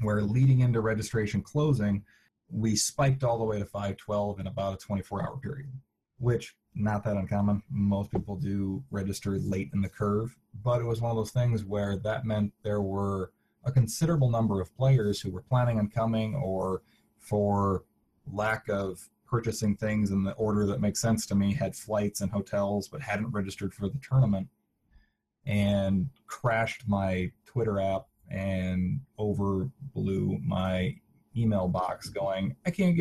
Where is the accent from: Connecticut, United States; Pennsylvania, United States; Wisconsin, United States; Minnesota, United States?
Minnesota, United States; I'm from Minnesota